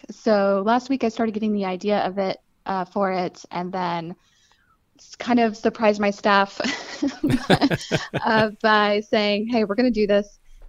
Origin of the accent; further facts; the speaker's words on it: Hayesville, North Carolina, United States; So, I mean, I grew up in Hayesville, North Carolina, so right here in Western North Carolina. And so I grew up in a farming community.